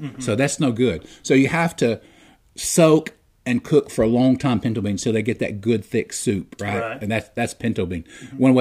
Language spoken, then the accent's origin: English; United States; I'm an American